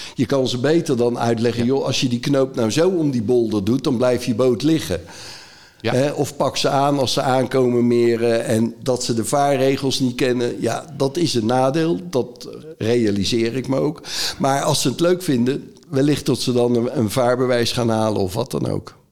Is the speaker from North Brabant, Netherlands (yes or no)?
yes; North Brabant, Netherlands; Ik kom zelf uit Brabant